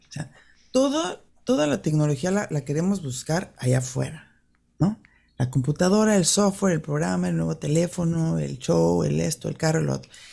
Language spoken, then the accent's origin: Spanish; Mexico City, Mexico; yo crecí en el DF